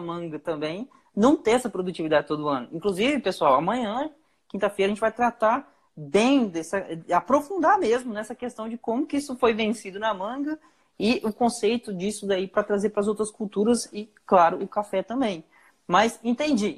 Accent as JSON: {"language": "Portuguese", "town": "Chupinguaia", "region": "Rondônia", "country": "Brazil", "said": "Eu sou de Chupinguaia"}